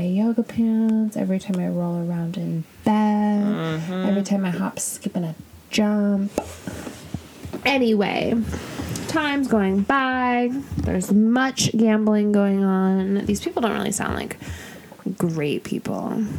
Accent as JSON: {"language": "English", "town": "La Jolla", "region": "California", "country": "United States", "said": "I'm from La Jolla."}